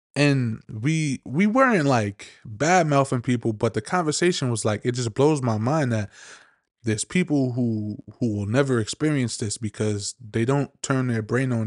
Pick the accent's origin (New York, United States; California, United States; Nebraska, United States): New York, United States; I'm from New York